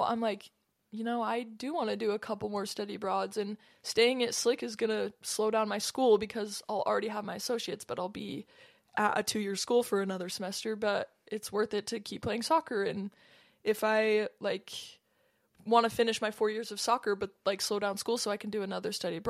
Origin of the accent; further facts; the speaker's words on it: San Diego, California, United States; born there; Super, full circle moment. I was born in San Diego.